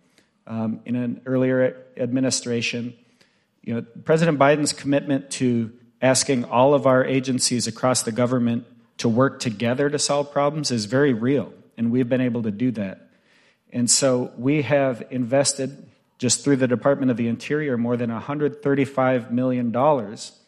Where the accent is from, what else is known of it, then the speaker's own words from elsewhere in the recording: Bay Mills Indian Community, northern Michigan, United States; I'm Ojibwe from the Bay Mills Indian community, way up at the top of northern Michigan